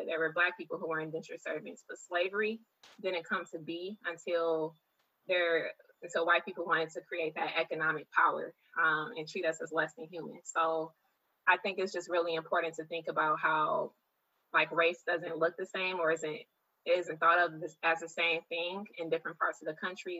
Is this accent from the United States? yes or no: yes; Detroit, Michigan, United States; I was born and raised in Detroit